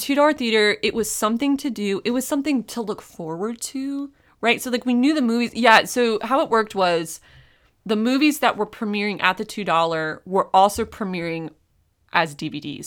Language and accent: English; Raleigh, North Carolina, United States; I grew up in Raleigh